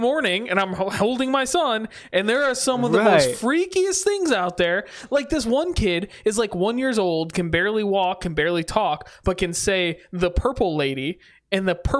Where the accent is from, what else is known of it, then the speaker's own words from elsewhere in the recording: Michigan, United States; I grew up on the other side of Michigan. We're both from Michigan. I grew up on the other side, and we get snow all the time because of the lake effect, right?